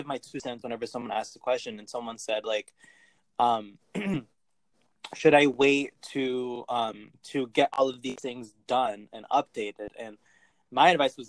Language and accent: English; Connecticut, United States; moved away as an adult; now in Brooklyn, United States; I'm also from Connecticut